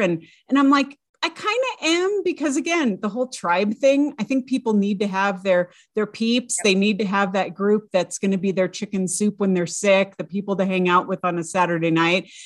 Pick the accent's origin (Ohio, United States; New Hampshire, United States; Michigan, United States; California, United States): California, United States; I grew up in the California public schools